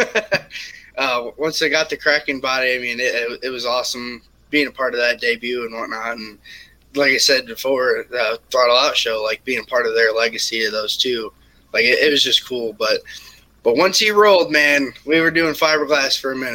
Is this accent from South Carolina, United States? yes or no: no; Michigan, United States; I'm originally from Michigan